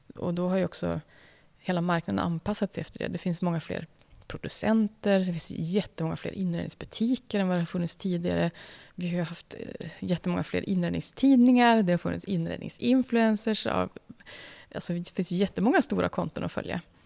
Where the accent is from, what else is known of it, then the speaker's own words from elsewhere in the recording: Umeå, Västerbotten County, Sweden; den stan där jag växte upp i, i Umeå